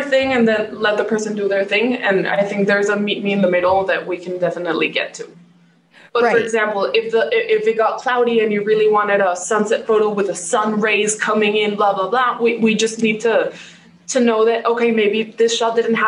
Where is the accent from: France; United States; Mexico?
Mexico; born or raised there